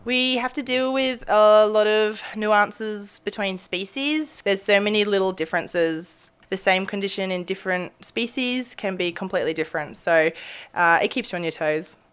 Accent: Australia; moved away as an adult; now in Anchorage, United States; I'm a veterinarian from Australia, now living in Anchorage.

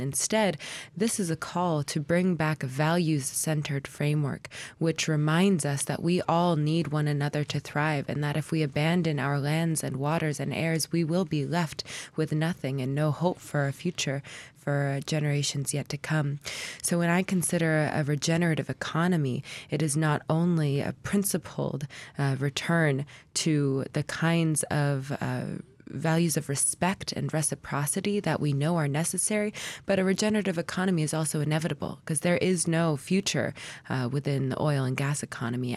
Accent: Anchorage, Alaska, United States; I was born and raised here in Anchorage

